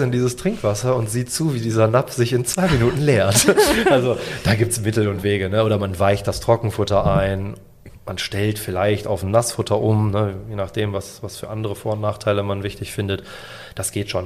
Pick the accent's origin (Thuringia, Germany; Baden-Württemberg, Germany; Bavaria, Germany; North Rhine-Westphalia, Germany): Bavaria, Germany; bei uns in Bayern